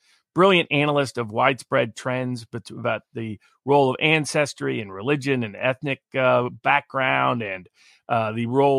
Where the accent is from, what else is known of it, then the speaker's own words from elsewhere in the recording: Tennessee, United States; Well, I don't give a damn about the whole state of Alabama, because I'm from Tennessee.